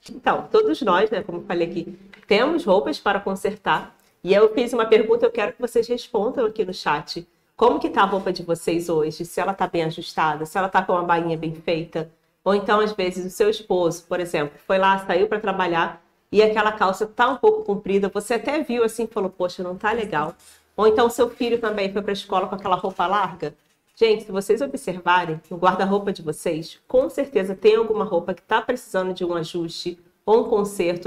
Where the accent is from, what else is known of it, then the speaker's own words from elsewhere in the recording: Rio de Janeiro, Brazil; accent: carioca; moved away as an adult; now in Paraná, Brazil; sou carioca, vocês vão ver aqui esse sotaque aqui